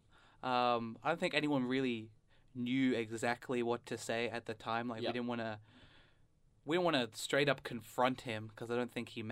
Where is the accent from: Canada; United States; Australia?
Australia; first language English; also born or lived in England; Because I'm an Indian guy, but I was born in England and I was brought up in Australia. So culturally, I'd say I'm quite Western. My first language is English. My parents both speak English and have English accents.